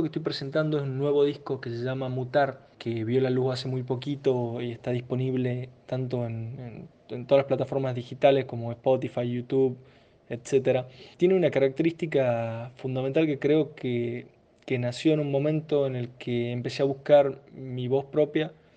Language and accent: Spanish; San Miguel de Tucumán, Tucumán, Argentina; resido en Tucumán, eh, nací en Tucumán y vivo, vivo acá